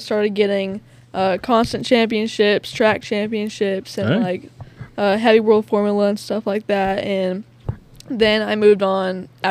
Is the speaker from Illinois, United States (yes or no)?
no; Tucson, Arizona, United States; now in Sparta, United States; I'm originally from Tucson, Arizona, and I just moved to Sparta, Tennessee over a year ago.